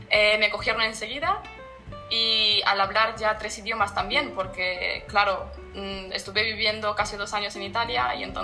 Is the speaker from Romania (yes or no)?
yes; Romania; born there; Nací en Rumanía, sí.